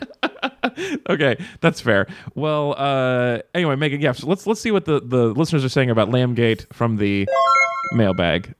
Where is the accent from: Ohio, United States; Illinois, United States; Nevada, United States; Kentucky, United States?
Nevada, United States; moved away; I grew up in Nevada